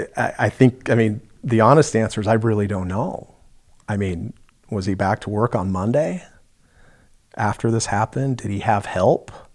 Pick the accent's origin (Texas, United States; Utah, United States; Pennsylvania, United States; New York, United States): Utah, United States; Ogden; also born or lived in Fort Ord, California; I was three years old, uh, we moved from Fort Ord, California, up here to Ogden, Utah